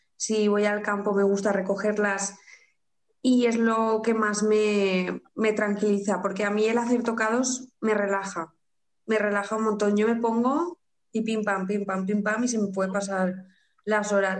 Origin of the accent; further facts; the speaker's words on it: Carcaixent, Valencian Community, Spain; soy de aquí de Valencia, de un pueblo llamado Carcaixent